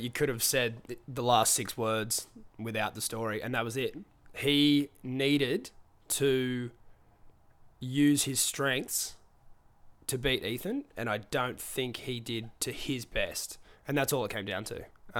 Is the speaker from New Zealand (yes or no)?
yes; New Zealand; I'm actually a Kiwi.